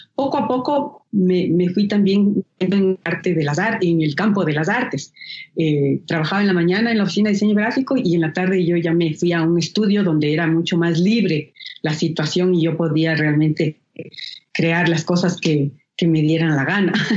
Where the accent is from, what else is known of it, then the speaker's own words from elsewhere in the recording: Ecuador; soy una artista ecuatoriana